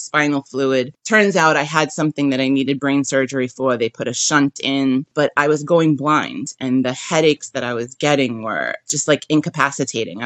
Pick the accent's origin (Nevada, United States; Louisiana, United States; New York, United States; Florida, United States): New York, United States; New York City; I'm from Brooklyn.